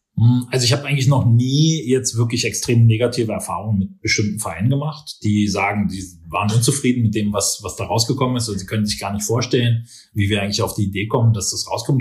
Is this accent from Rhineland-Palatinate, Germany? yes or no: no; Berlin, Germany; moved away as an adult; also born or lived in Nuremberg / China / Australia / Los Angeles; now in Vienna, Austria; Ich bin äh, genau in Berlin geboren, aufgewachsen